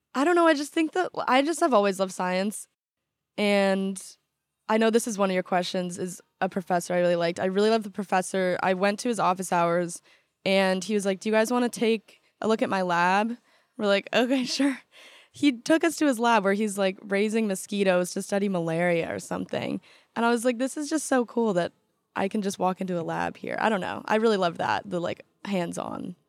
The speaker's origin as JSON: {"language": "English", "town": "Newport Beach", "region": "California", "country": "United States", "moved": "as an adult", "lives_now": "Washington, D.C., United States", "said": "I kinda change my answer a lot 'cause I would start with, like, Newport Beach"}